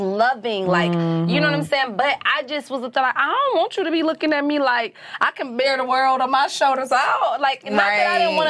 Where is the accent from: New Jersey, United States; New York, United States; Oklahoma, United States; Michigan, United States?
Michigan, United States; Detroit; moved away as an adult; also born or lived in the South; I'm from Detroit